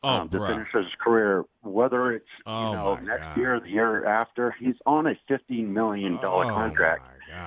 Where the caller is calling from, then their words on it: Minot, Maine, United States; I'm calling from Minot, Maine, actually.